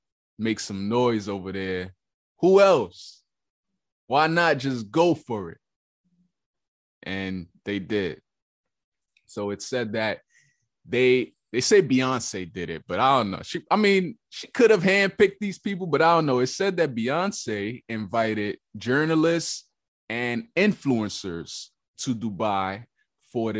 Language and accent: English; New York, United States; I'm from New York